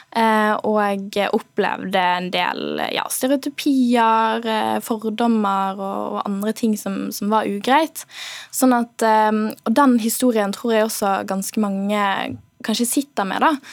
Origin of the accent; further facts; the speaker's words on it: Bergen, Vestland, Norway; accent: Bergen dialect; Fordi jeg er bergenser.